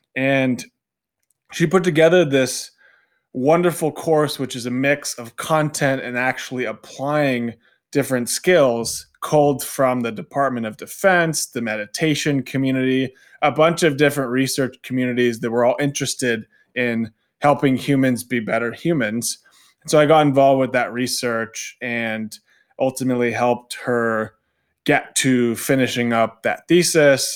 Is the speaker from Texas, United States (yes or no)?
no; Southern California, United States; moved away as an adult; I'm originally from Southern California, so not too far away from Orange County.